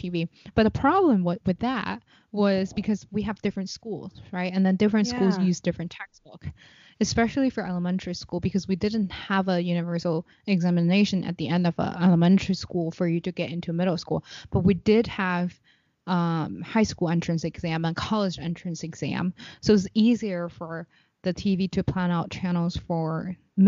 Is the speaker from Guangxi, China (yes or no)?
no; Beijing, China; now in United States; I'm from Beijing